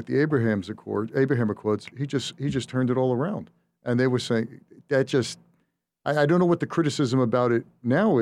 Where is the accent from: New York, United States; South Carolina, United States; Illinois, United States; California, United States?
New York, United States; I'm a New Yorker